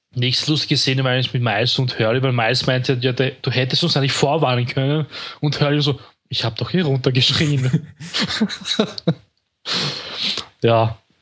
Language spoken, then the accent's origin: German; Vienna, Austria; bei uns in Wien